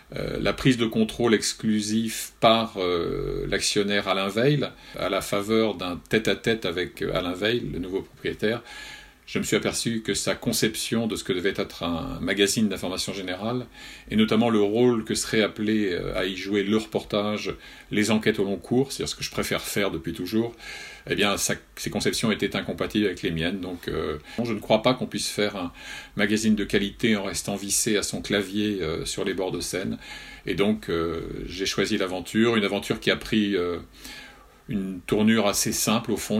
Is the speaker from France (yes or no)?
yes; France; j'avais la chance d'avoir à 12 kilomètres de mon village de Bocanligny euh, la meilleure école de journalistes de France de l'époque